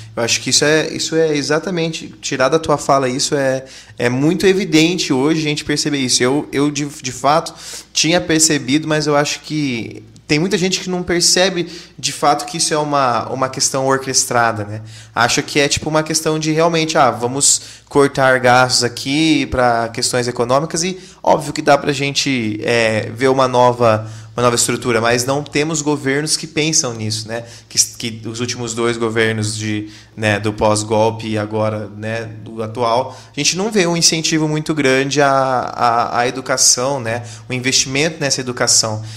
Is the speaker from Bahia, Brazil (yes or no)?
no; Londrina, Paraná, Brazil; a gente é de Londrina